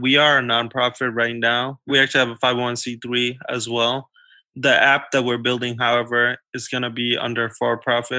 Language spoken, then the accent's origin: English; New York City, New York, United States; kids like me and like the kids that I grew up with in New York City